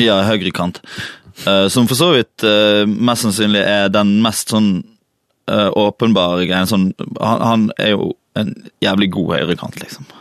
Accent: Valestrand, Vestland, Norway; also born or lived in Bergen; jeg er jo fra Valestrand

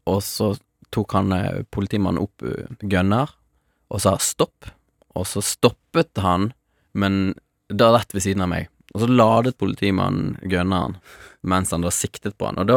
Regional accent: Angola; also born or lived in Mozambique; Jeg vokste opp i Afrika, Eh, først i Mosambik og så i Angola. Angola var liksom røffest eh, borgerkrigstemning.

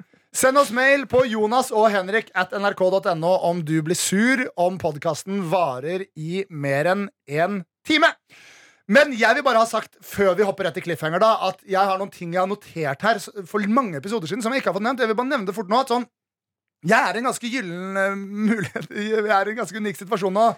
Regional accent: Nesodden, Akershus, Norway; moved away; Jeg var hjemme på Nesodden

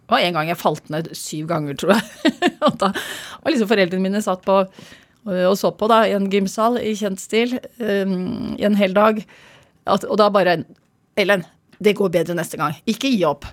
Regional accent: Oslo, Norway; Jeg har vokst opp på, på Stovner

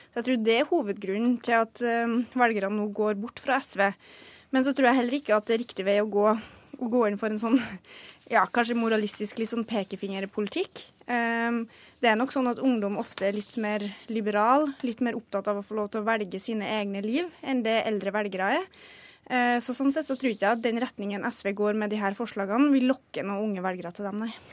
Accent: Orkdal, Trøndelag, Norway; jeg er fra Orkdalen

